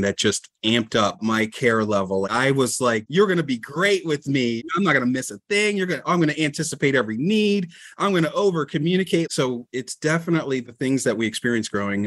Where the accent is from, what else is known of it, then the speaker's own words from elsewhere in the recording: just outside of Atlantic City, New Jersey, United States; I'm from South Jersey originally, and just outside of Atlantic City